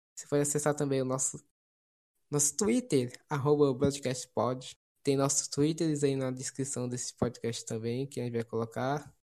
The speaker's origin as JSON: {"language": "Portuguese", "region": "Ceará", "country": "Brazil", "said": "sou cearense, sou americano"}